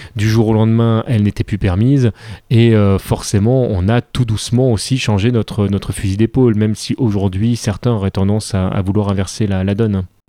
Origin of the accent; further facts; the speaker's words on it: France; on est français, on enregistre ça en France